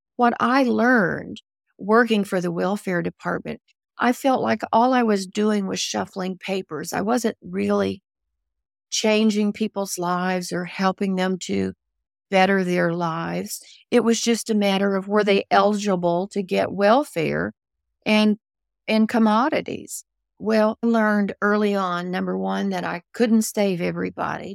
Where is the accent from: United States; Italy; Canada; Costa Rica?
United States; Ozarks of Missouri; moved away; also born or lived in New Orleans; I grew up in the Ozarks of Missouri